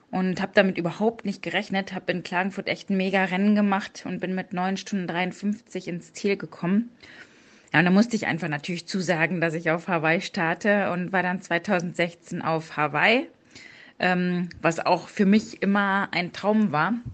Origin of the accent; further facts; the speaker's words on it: North Rhine-Westphalia, Germany; born there; now in Cologne, Germany; 38 Jahre alt, komme gebürtig aus dem Münsterland und wohne jetzt schon seit 2004 in Köln und arbeite dort bei der Polizei.